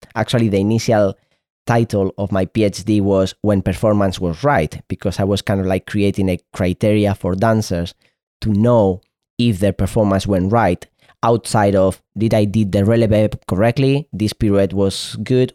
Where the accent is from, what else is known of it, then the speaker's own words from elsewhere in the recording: Spain; first language Spanish; English is a second language; in Spain, this is my, is my mother tongue, Spanish